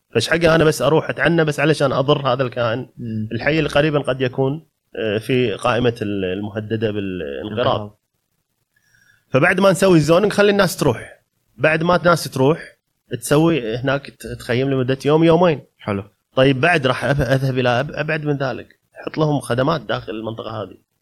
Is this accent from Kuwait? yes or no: yes; Kuwait; عندنا بالكويت بسبب موقعنا الجغرافي